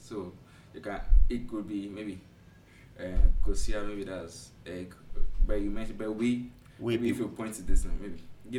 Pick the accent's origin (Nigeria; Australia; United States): Nigeria; moved away as an adult; now in Ghana; That's what everyone calls me. I'm originally a Nigerian, but I've been in Ghana for about 7 years now.